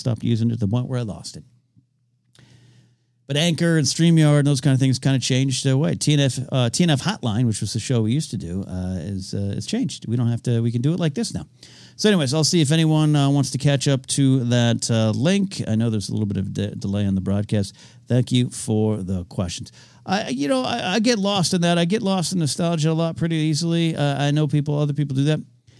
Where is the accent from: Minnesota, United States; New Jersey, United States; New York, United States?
New Jersey, United States; I love my home state. New Jersey Devils is one of the few things that surpasses my love of the Yankees.